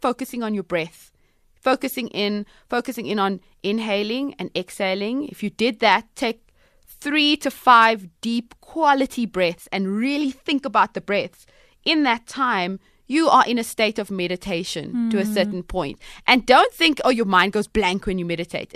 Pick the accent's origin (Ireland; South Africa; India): South Africa; Cape Town, Western Cape; I'm from Cape Town, Cape Malay girls, Cape Malay families